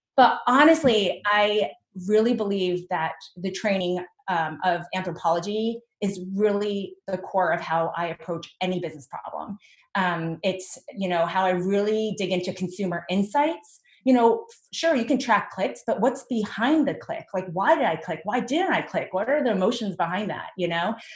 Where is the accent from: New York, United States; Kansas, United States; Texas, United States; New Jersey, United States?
New Jersey, United States; I was born and raised in Jersey